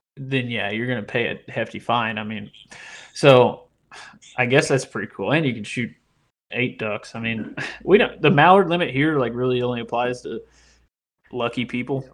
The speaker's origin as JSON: {"language": "English", "region": "Indiana", "country": "United States", "tie": "born or raised there", "moved": "as an adult", "lives_now": "Louisiana, United States", "said": "I grew up in Indiana"}